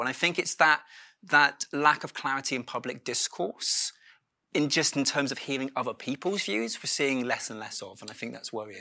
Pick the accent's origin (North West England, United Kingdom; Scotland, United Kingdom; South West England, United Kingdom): South West England, United Kingdom; Dorset; moved away; I grew up in Dorset